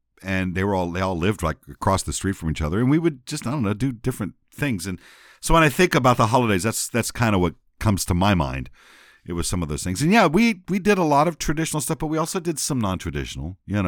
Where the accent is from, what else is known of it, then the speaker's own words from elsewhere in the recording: San Antonio, Texas, United States; I was growing up in San Antonio at the time, but on our holidays and on our summers, we would often spend time where they lived, which is in basically Northwest Louisiana.